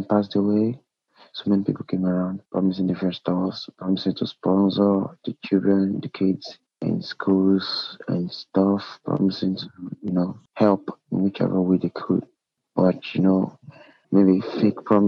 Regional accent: Nigeria; being in Nigeria. Being a Nigerian, being born in a country

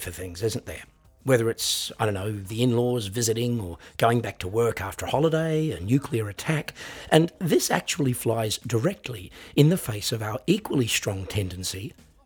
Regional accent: Australia; I'm an Australian singer-songwriter and piano entertainer

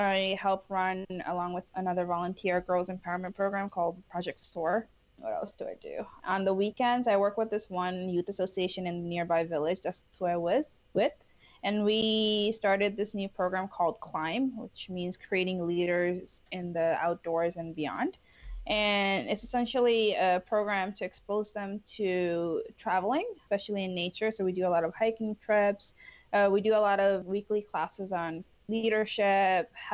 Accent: New York City, New York, United States; also born or lived in Bangladesh / Morocco; I immigrated to New York when I was 7

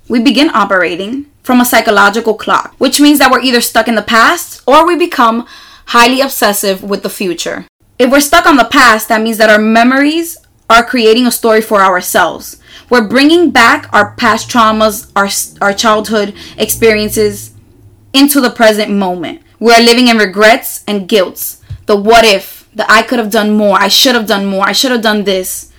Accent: New York City, New York, United States; I am from New York City and I live on one of the loudest neighborhoods in all of Manhattan

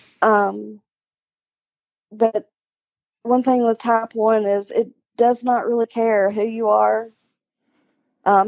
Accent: the South, United States; we're from the South

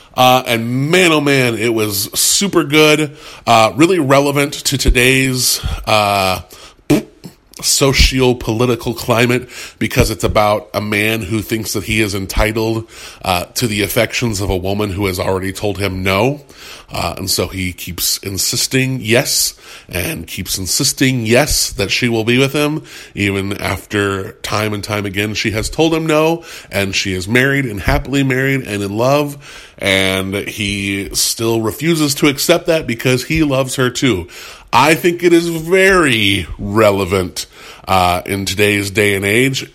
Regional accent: United States; I'm an I'm an American, a, a white American in the 2010s

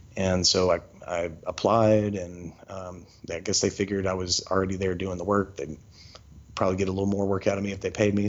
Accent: Shreveport, Louisiana, United States; now in Memphis, United States; I was born in Shreveport, 1988

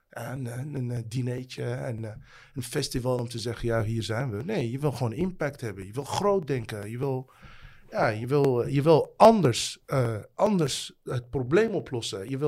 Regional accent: The Hague, South Holland, Netherlands; Het is toch jouw stad? Ik kom uit Den Haag.

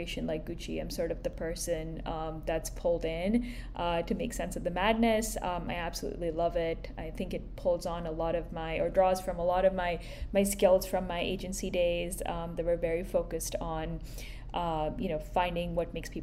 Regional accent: India; moved away as an adult; also born or lived in Boston; now in New York, United States; I grew up in India

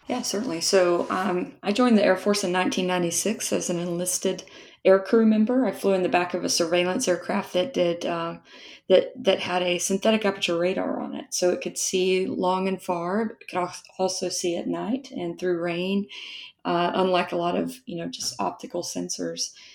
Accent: West Texas, United States; I grew up in West Texas

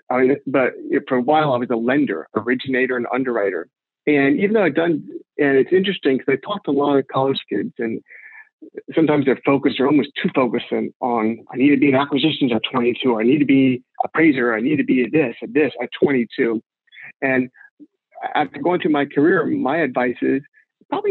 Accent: Houston, Texas, United States; moved away as an adult; also born or lived in New Orleans, Louisiana; now in New York, United States; I'm a native Texan. I'm from Houston.

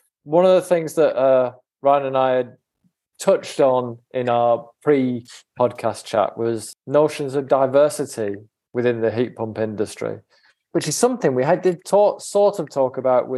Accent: England, United Kingdom; I, being English

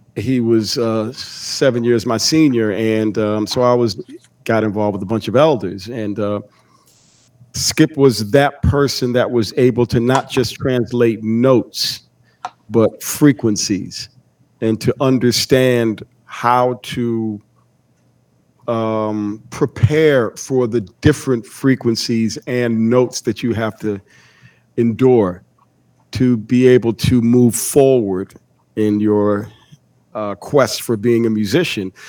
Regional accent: Bloomfield, Connecticut, United States; I'm originally from Bloomfield, the next town over. Okay. Bloomfield, Connecticut.

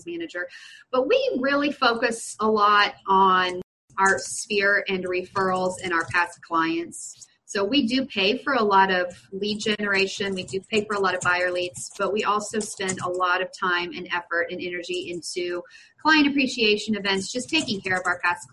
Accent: Springfield, Missouri, United States; I'm from Springfield, Missouri.

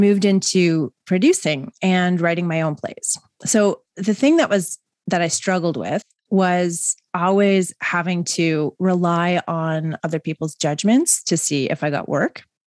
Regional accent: Mississauga, Ontario, Canada; also born or lived in West Vancouver; I grew up in Mississauga.

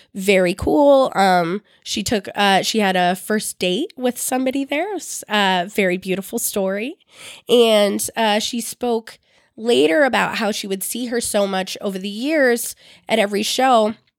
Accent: Bay Area, California, United States; I'm from the Bay Area.

